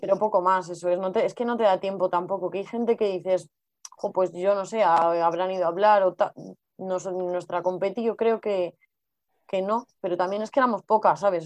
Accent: Madrid, Community of Madrid, Spain; somos las dos de Madrid

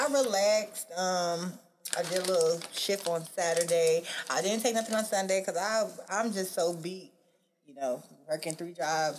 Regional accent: New York City, New York, United States; moved away as an adult; now in Georgia, United States; I am from Brooklyn, New York. I'm born and raised.

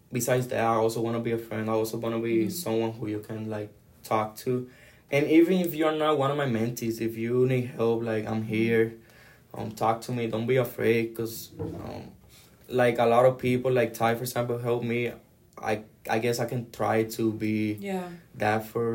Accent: Ciales, Puerto Rico; also born or lived in Manatí, Puerto Rico; now in Chicago, United States; I'm from Ciales. That's like in the middle of the island. I was born in Manatee. But I was raised in Ciales all my life

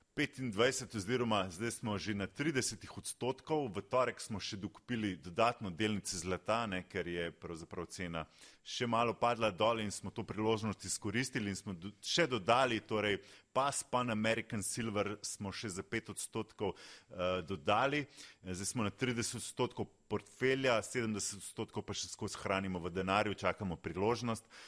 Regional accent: Slovenia; Slovenci smo

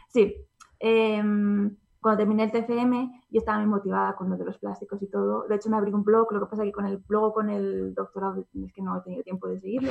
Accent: Zamora, Castile and León, Spain; moved away as an adult; also born or lived in England; está cerca de mi casa porque yo soy de Zamora.

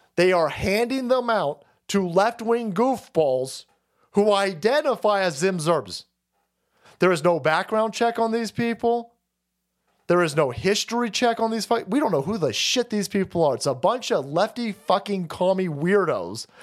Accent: California, United States; As a Californian

